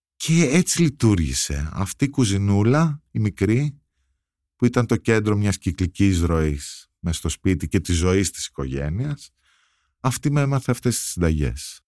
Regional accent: Athens, Attica, Greece; Το σπίτι στο οποίο μεγαλώσαμε όλοι εδώ στην Αθήνα, στη Λεωφόρα Αλεξάνδρας

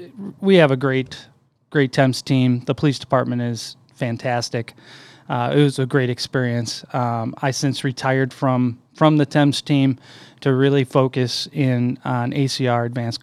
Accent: St. Charles, Illinois, United States; I grew up in St. Charles

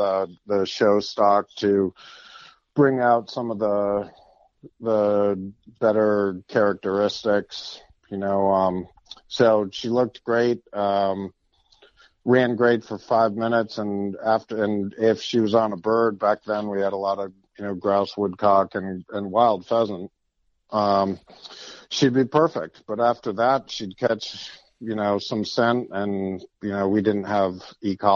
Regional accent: Meriden, Connecticut, United States; I grew up in Connecticut on a dairy farm right in the middle of what used to be the Connecticut River Valley Firearms Companies. I was born in Meriden

